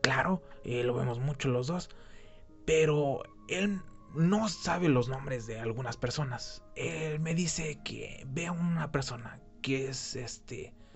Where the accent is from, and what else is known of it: Mexico